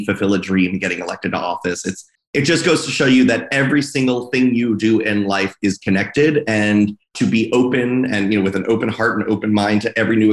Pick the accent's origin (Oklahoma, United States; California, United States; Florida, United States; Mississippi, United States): Florida, United States; Fort Lauderdale; also born or lived in New York; now in Philadelphia, United States; growing up in Fort Lauderdale